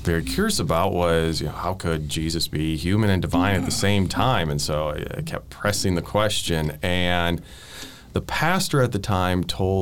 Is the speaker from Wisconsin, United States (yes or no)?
yes; northern Wisconsin, United States; moved away as an adult; now in Nashville, United States; I grew up in the state of Wisconsin, northern Wisconsin, in a town that at that time was about 700 people